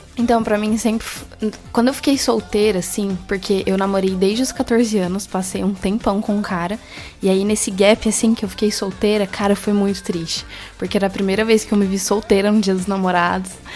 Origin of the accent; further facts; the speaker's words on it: Assis, São Paulo, Brazil; eu sou de Assis, São Paulo, interiorzão